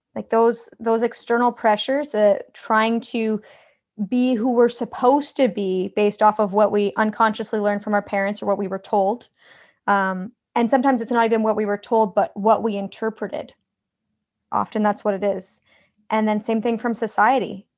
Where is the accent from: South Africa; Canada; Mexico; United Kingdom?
Canada; I'm from Canada, so literally the other side of the world